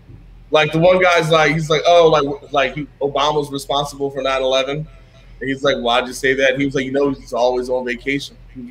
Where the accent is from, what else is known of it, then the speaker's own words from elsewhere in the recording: Philadelphia, Pennsylvania, United States; now in Washington, D.C., United States; I was from Philly